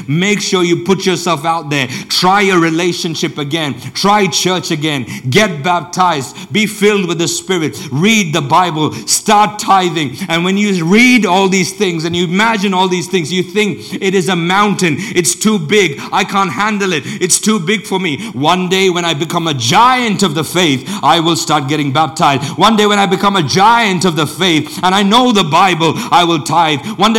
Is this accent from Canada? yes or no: no; India; also born or lived in Africa; now in Europe; I grew up and spent most of my childhood either in India or in Africa